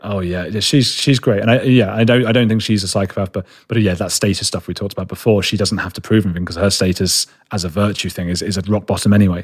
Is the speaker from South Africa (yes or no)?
no; London, United Kingdom; I'm a boy from London, you know, like, from the, from a city